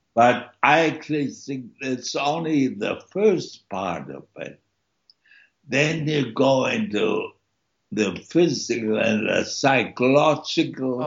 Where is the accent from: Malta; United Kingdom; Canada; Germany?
Germany; moved away; also born or lived in East Germany; born in East Germany and my parents had to flee East Germany, and so I grew up in a refugee camp in West Germany until I was six, and then after that we moved to a suburb